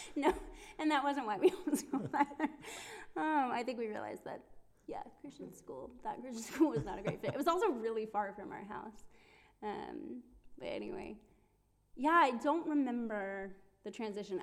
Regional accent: Cleveland, Ohio, United States; moved away as an adult; I come from Cleveland, Ohio, in America

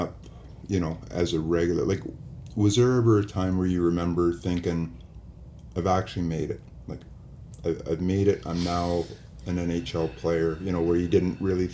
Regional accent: Vancouver, British Columbia, Canada; moved away; growing up in Vancouver

